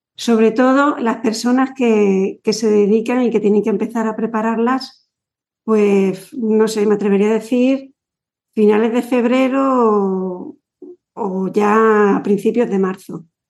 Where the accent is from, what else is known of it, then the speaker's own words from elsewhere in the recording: Yecla, Region of Murcia, Spain; cuando a nosotros nos preguntan de dónde eres, decimos mm, Yecla, cerquita